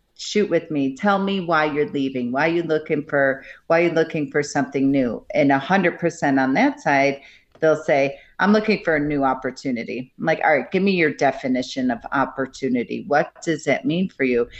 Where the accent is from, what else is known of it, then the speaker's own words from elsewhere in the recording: Buffalo, New York, United States; now in Colorado, United States; I grew up in Buffalo, New York